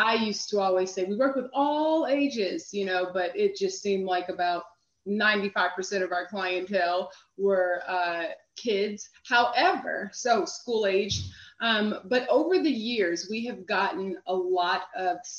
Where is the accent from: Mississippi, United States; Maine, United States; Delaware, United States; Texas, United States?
Texas, United States; Houston; also born or lived in New York City; now in Washington, D.C., United States; I'm originally from Houston